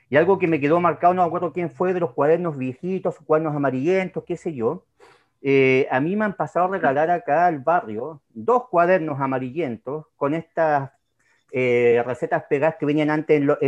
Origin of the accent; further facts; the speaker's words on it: Los Lagos, Chile; sí, en realidad soy chilota, sí, soy chilota